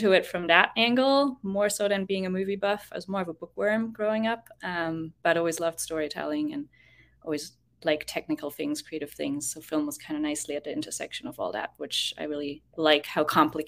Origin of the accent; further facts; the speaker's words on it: Germany; moved away as an adult; now in Boston, United States; I'm from Germany, but haven't been there in a hot second. I'm based in Boston these days